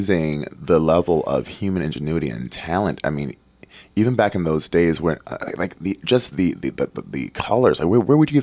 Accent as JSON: {"language": "English", "town": "Detroit", "region": "Michigan", "country": "United States", "moved": "yes", "said": "I'm obviously originally from Detroit"}